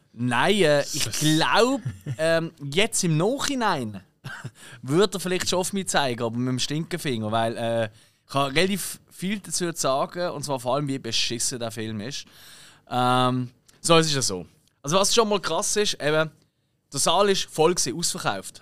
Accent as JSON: {"language": "German", "country": "Switzerland", "said": "ich bin Schweizer"}